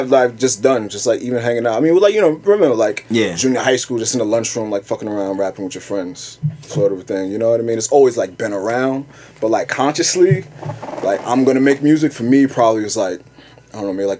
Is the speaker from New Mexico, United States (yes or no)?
no; New York City, New York, United States; also born or lived in Long Island / Manhattan / Brooklyn; Born and raised in Queens. My family moved to Long Island when I was like 13. I came back to New York City. I was living downtown Manhattan for school and like, and I've been here ever since. Living in Brooklyn, Manhattan.